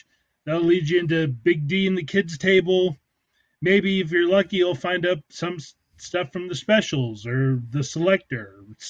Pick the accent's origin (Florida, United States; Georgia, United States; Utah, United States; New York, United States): Georgia, United States; Atlanta; I remember growing up in Atlanta, like I remember even in like small suburban Atlanta where I grew up